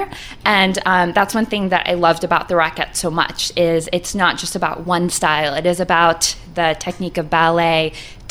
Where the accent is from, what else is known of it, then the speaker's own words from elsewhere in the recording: Atlanta, Georgia, United States; now in Colorado, United States; I grew up in Atlanta.